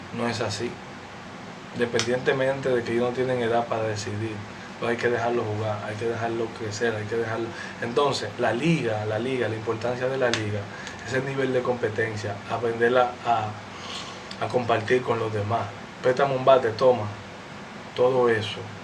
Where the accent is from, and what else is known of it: Dominican Republic